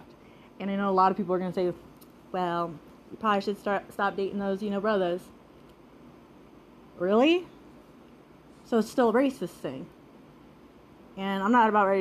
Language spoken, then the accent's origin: English; Nebraska, United States; now in Las Vegas, United States; we're from Nebraska.